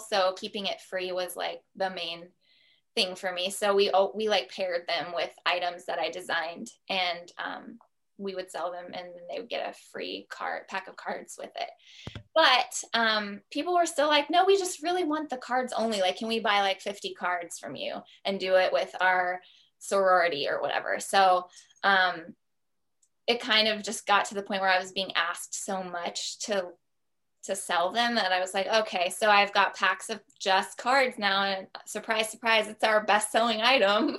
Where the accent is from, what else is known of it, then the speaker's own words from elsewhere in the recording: Columbus, Ohio, United States; moved away as an adult; also born or lived in New York; we decided to move from New York back to Columbus, Ohio, which was my hometown